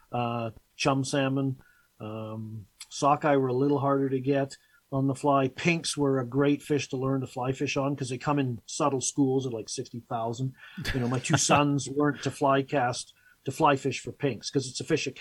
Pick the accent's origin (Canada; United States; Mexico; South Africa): Canada; Victoria, British Columbia; moved away as an adult; also born or lived in England / Chilliwack, British Columbia / Vancouver, British Columbia; now in Edmonton, Canada; my dad got a job on Vancouver Island. So I grew up on there in the Greater Victoria area